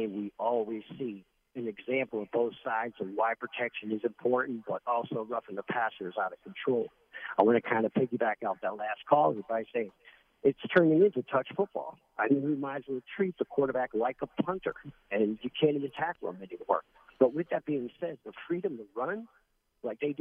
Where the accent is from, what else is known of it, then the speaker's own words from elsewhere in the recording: Springfield, Massachusetts, United States; I'm from Springfield, Mass, and they had a huge Armory there in Springfield, Mass.